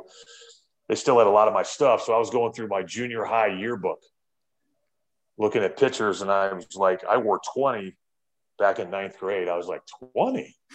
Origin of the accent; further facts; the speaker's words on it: Florida, United States; I grew up in Florida